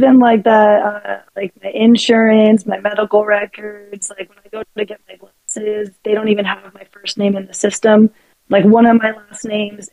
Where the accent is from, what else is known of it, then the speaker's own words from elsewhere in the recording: San Bernardino, California, United States; I was born in San Bernardino.